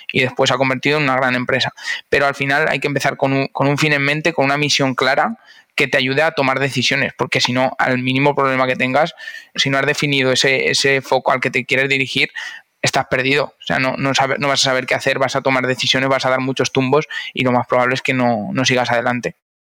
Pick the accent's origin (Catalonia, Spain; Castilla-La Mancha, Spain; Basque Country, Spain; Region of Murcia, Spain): Castilla-La Mancha, Spain; Cuenca; moved away as an adult; now in Valencia, Spain; yo nací en Cuenca y muy digitalizado no estaba hasta que no llegué a Valencia